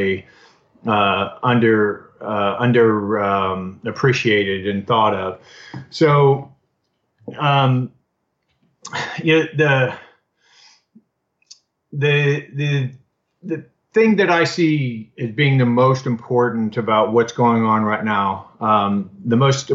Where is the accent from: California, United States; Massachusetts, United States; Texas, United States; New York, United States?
Texas, United States; Austin; I'm in my hometown of Austin